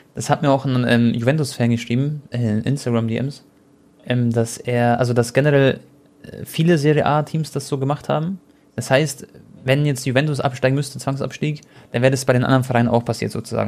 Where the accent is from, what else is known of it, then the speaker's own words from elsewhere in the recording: Croatia; ich bin Kroate